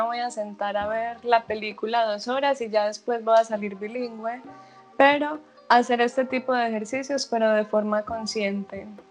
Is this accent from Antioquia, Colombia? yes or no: yes; Medellín, Antioquia, Colombia; moved away as an adult; now in Netherlands; Yo soy de Medellín, Antioquia, pero vivo en Holanda hace dos años